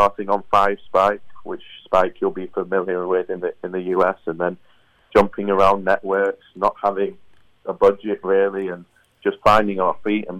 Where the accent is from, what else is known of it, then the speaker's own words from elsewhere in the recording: Manchester, North West England, United Kingdom; And growing up in Manchester, as you mentioned, Ricky Hatton and Man City, it's a huge fighting city.